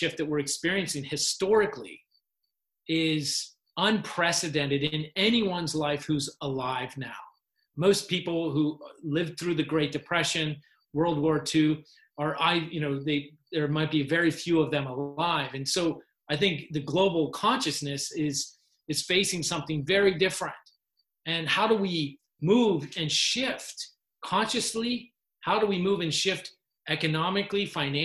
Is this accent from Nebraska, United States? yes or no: no; Hanover, Pennsylvania, United States; moved away as an adult; my hometown Hanover is you know, it, the atmosphere there is like high school football.